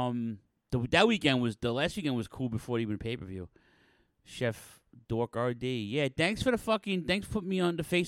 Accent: New York City, New York, United States; my hometown of Queens, New York

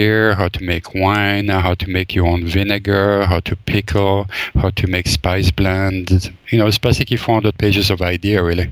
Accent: Belgium; moved away as an adult; also born or lived in New York; now in California, United States; I'm actually from Belgium, and I grew up in a really small town

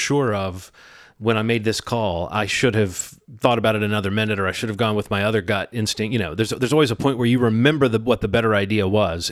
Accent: Alabama, United States; When I was a kid, I used to hear things like that so often growing up in Alabama

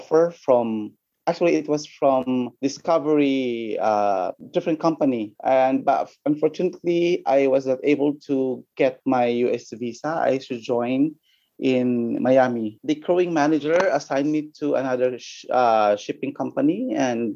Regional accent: Philippines; from my batch I was the only from the Philippines

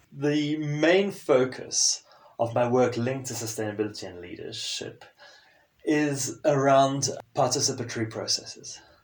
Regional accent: Zimbabwe; first language French; English is a second language; moved away as an adult; also born or lived in South Africa / South America / United Kingdom / Sweden; growing up in Zimbabwe and a fairly sheltered environment

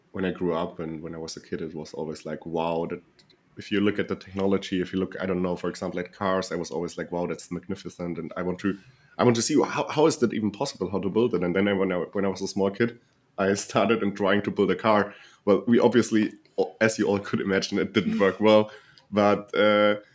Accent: Germany; also born or lived in near Munich; I'm from Germany and living near Munich

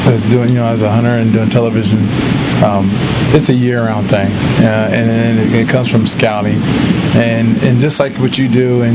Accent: Ohio, United States; I'm from Ohio

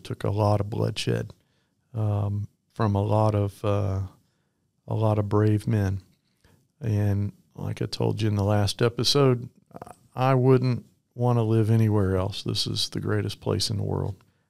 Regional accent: Bethesda, Maryland, United States; born there; I was actually born in Maryland. My father was in the United States Navy, and I was born in the Bethesda Naval Hospital there in Maryland.

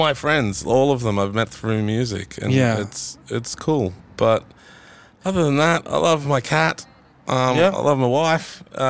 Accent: Mollymook, New South Wales, Australia; Yeah, I grew up in Mollymook down the south coast.

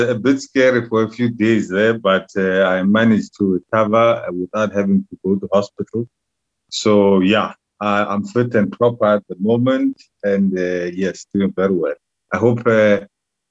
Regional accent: Alice, Eastern Cape, South Africa; English is a second language; also born or lived in East London / Free State; I'm from the Eastern Cape. I was born in a small town called Ellis, which is where the Investor Forte is.

